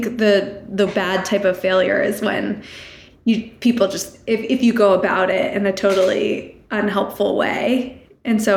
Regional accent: New Hampshire, United States; I grew up in New Hampshire

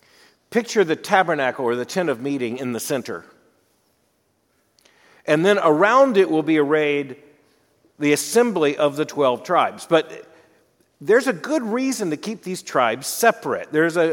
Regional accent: Florida, United States; moved away as an adult; also born or lived in Birmingham, Alabama / Louisville, Kentucky; I grew up in Florida, went to college in Birmingham, seminary in Louisville. That's my orientation. My orientation is the eastern United States.

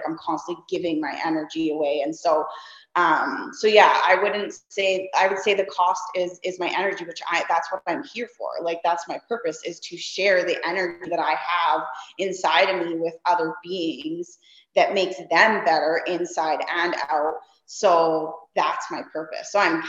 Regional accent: Saskatchewan, Canada; now in Kelowna, Canada; I moved here 3 years ago from Saskatchewan. And, so anybody that's familiar with, you know, Canada, the regions, like, you know, the prairies where I came from, and now I live in the mountains

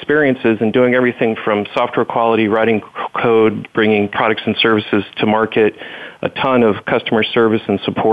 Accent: Merritt Island, Florida, United States; growing up in Merritt Island, Florida, I got my pilot's license before I got my driver's license

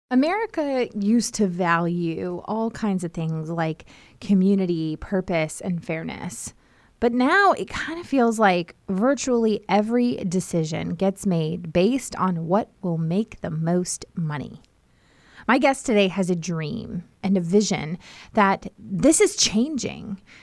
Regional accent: Herndon, Virginia, United States; moved away as an adult; also born or lived in Newport News / Richmond; now in North Carolina, United States; I grew up in Herndon, which is like northern Virginia outside of DC

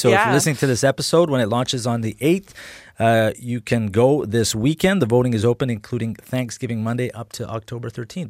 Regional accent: Edmonton, Alberta, Canada; having grown up here, I grew up in Mill Woods, right around the rec center there by J. Percy Page and Holy Trinity.

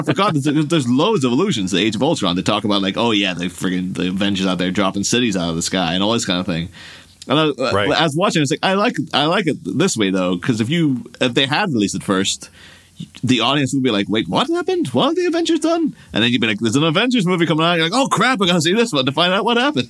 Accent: Ireland; my hometown in Ireland

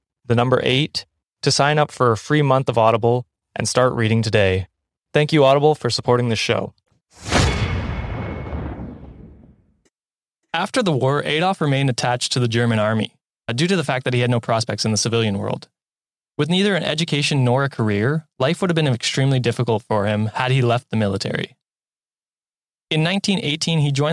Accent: Canada; As a Canadian

